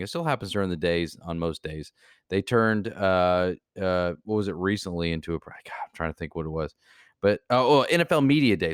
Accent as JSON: {"language": "English", "town": "Kansas City", "region": "Missouri", "country": "United States", "tie": "born or raised there", "moved": "yes", "lives_now": "Florida, United States", "said": "I was born in Kansas City"}